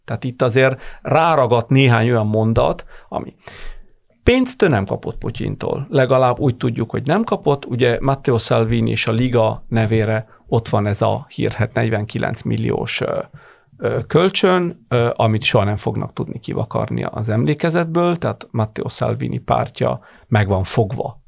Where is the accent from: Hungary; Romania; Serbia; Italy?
Italy; Bologna, Emilia-Romagna; also born or lived in Florence, Italy; Firenzében, vagy éppen Bolonyában, ahol, ahonnan származom